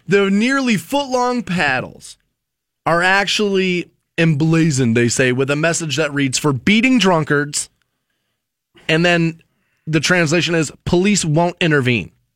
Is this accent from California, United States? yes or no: no; Cleveland, Ohio, United States; moved away; I come from Cleveland